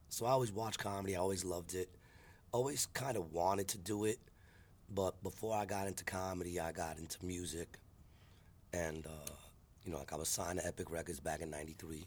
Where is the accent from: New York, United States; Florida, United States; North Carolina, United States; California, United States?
New York, United States; New York City; I'm from Astoria, Queens, 49 years old.